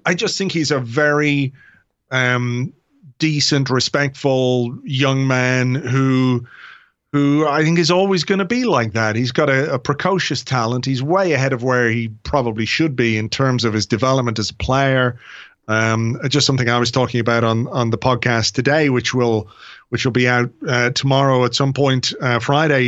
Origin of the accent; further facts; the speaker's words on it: Ireland; I'm an Irish guy